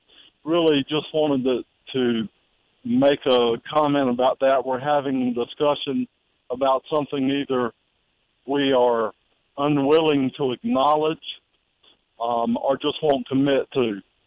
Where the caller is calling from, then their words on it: Marion, South Carolina, United States; calling from Marion.